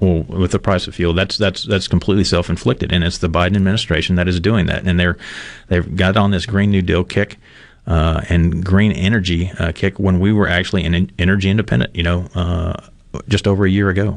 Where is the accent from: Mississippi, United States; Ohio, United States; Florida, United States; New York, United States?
Mississippi, United States; also born or lived in Red Bay, Alabama; I was born here in Miss- Mississippi. I say that I was born in Red Bay, in Alabama, Red Bay, Alabama, but everybody in that part of Mississippi was born at Red Bay because that was the nearest hospital.